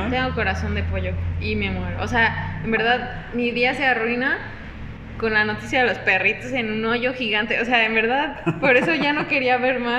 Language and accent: Spanish; Puebla, Mexico; Solo soy de Puebla, donde se cayeron unos perritos.